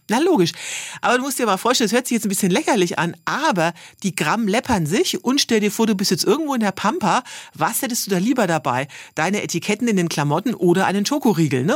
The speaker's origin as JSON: {"language": "German", "region": "Bavaria", "country": "Germany", "said": "ich komme jetzt zwar äh, aus Bayern und nicht aus Schwaben"}